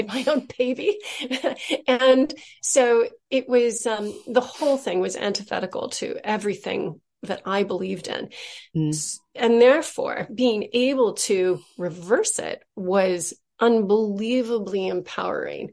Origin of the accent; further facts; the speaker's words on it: Southern California, United States; I'm from California, from Southern California